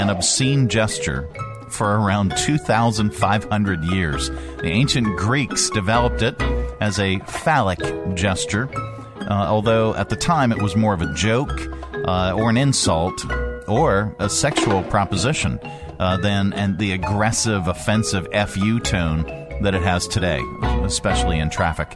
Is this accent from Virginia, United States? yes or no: no; Pennsylvania, United States; I am from Pennsylvania.